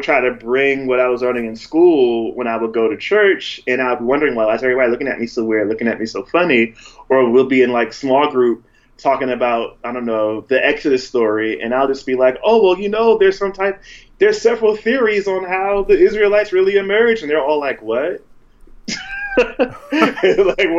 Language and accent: English; the Jersey Shore, New Jersey, United States; I'm from New Jersey, by the way, the Jersey Shore